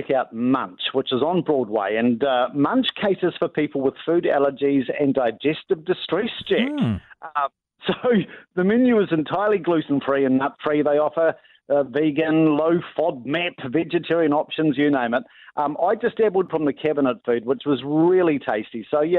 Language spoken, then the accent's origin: English; South Africa; being South African, you can expect extra generous portion sizes.